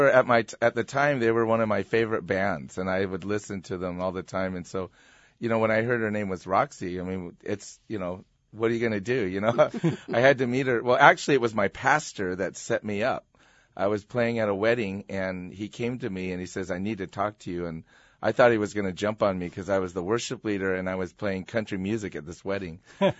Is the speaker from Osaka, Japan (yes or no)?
no; Iwakuni, Yamaguchi, Japan; born there; Actually, I like to say I was made in Japan, like everything else in the 60s. My dad was stationed at Marine Corps Air Station Iwakuni.